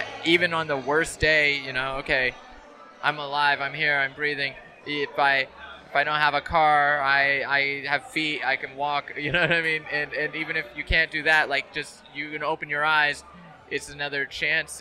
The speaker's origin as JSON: {"language": "English", "region": "Idaho", "country": "United States", "tie": "born or raised there", "also_born_or_lived": "California", "moved": "yes", "said": "growing up there in Idaho. And so growing up there, and although I was born in California"}